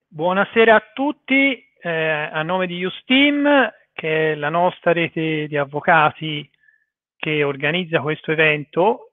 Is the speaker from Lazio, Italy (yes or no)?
no; Florence, Tuscany, Italy; fiorentino come me